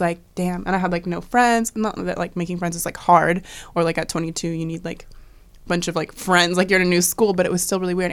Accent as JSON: {"language": "English", "region": "Washington", "country": "United States", "tie": "born or raised there", "moved": "yes", "said": "growing up in Washington"}